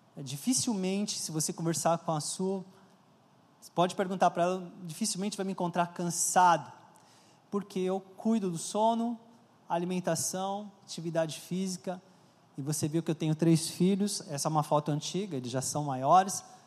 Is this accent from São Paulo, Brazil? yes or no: yes; São Paulo, Brazil; Eu cresci na, em São Paulo, na Vila Carrão